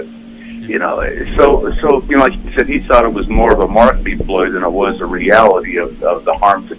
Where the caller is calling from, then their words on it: Ohio, United States; Hey, … from Ohio.